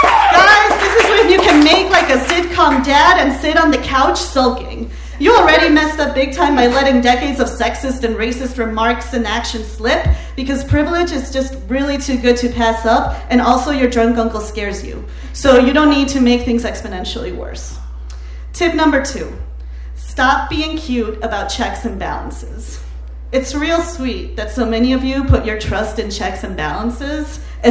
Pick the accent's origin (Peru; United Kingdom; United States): Peru; moved away; I'm originally from Peru, a country that has seen its fair share of authoritarian regimes, the latest of which occurred while I was still in high school.